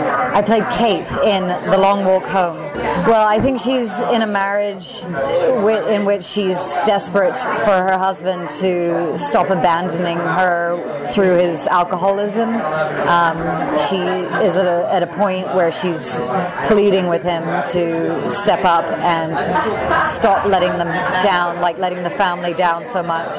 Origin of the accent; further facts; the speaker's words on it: England, United Kingdom; moved away as an adult; now in Los Angeles, United States; I'm originally from England